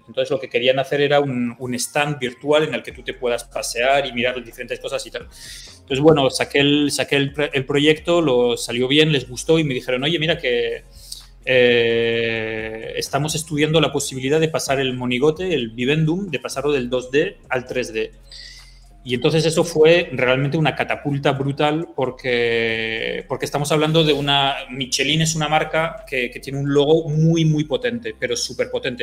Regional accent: France; also born or lived in San Sebastián, Spain; yo viví 10 años en, Sebastián, en San Sebastián y, luego, y luego me fui, mis padres se, fueron, se mudaron a Francia y, y, me fui a Francia y allí viví 30 años. O sea que... Em, yo, yo estudié en Francia, o sea, todo el colegio en Francia

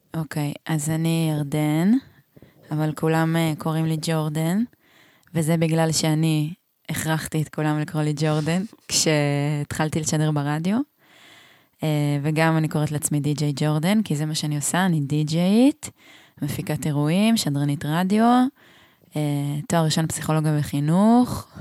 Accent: a moshav in central Israel, Israel; moved away as an adult; now in Hula Valley, Israel; אני באמת גדלתי בצורה הכי מרכזניקית שיש

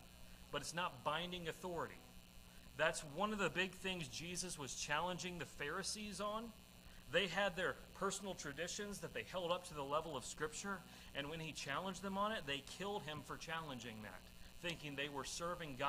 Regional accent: Madisonville, United States; moved away; the majority of churches in my hometown broadcast their sermons on Facebook Live

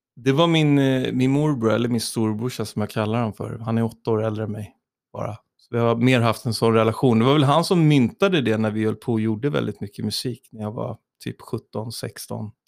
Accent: Tyresö, Stockholm County, Sweden; i Tyresö, där jag växte upp i Trollbäcken

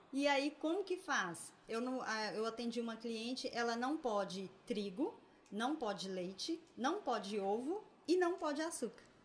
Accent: Governador Valadares, Minas Gerais, Brazil; Sou natural de Valadares

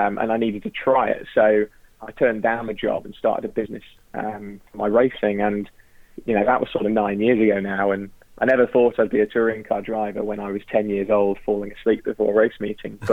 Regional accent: Tarporley, North West England, United Kingdom; I grew up in Tarpley, which is about a couple of minutes from Alton Park

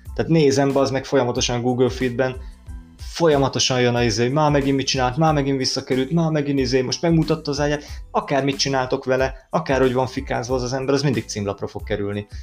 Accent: Hungary; én magyar vagyok

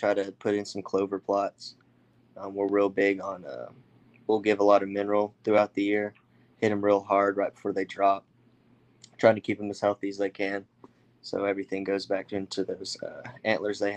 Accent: Morrison, Oklahoma, United States; Morrison, Oklahoma. It's right there by Stillwater

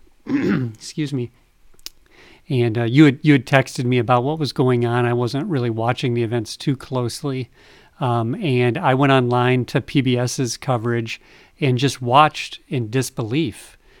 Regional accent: United States; as an American.

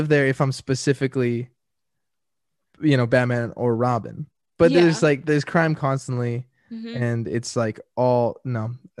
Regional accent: Carlsbad, California, United States; because I grew up in San Diego ish Carlsbad

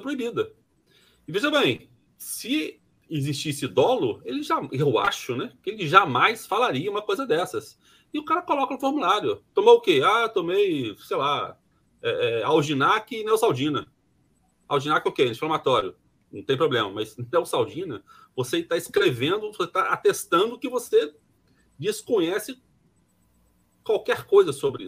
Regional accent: Brazil; eu me incluo nesse pacote, tá, como, como brasileiro

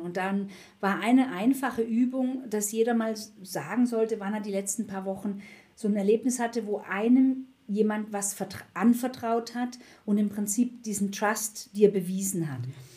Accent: Black Forest, Baden-Württemberg, Germany; moved away as an adult; also born or lived in Munich / Frankfurt; ich komme aus dem Schwarzwald

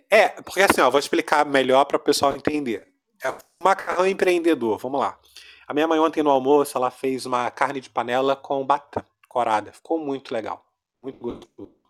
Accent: Rio de Janeiro, Brazil; Sou do Rio. Brasil, Rio de Janeiro. Ah. Embora meu sotaque esteja todo misturado.

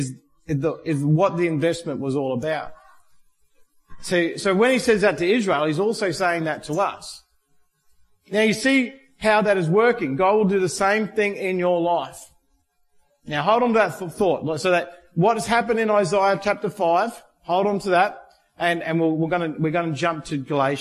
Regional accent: Australia; being Australian

